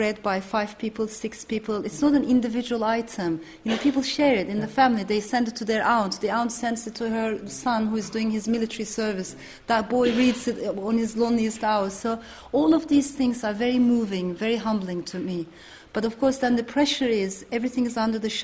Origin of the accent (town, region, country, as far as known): Turkey; English is a second language; moved away